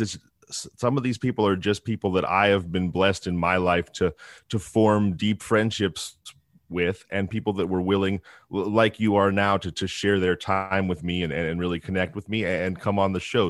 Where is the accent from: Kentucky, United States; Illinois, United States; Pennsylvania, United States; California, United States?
California, United States; Northern; I grew up in Northern California in the middle of the woods, off the power grid